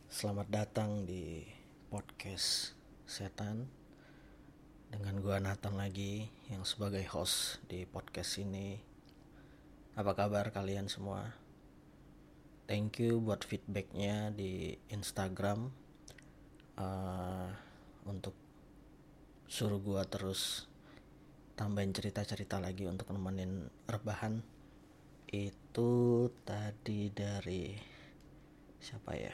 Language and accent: Indonesian; Sumatra, Indonesia; moved away as an adult; now in Jakarta, Indonesia; sedikit informasi gue itu merantau ke Jakarta gue dari Sumatera. Gue merantau itu 2016, gue kerja di Jakarta.